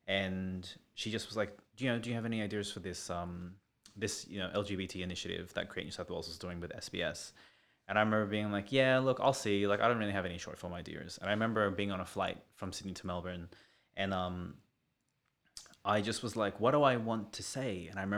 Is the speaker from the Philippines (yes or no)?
yes; Philippines; Fucking hate being Filipino.